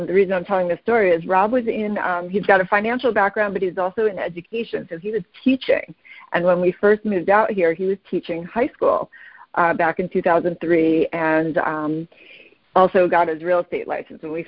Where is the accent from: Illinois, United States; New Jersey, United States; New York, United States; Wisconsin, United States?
New York, United States; moved away as an adult; now in Scottsdale, United States; We're from New York originally